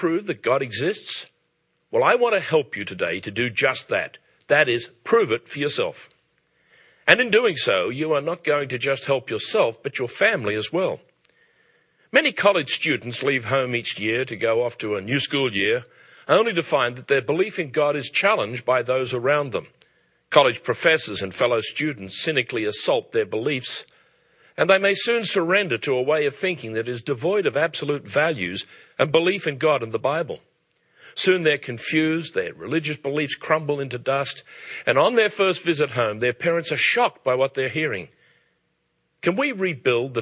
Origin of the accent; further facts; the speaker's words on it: Australia; now in England, United Kingdom; As an Australian living in England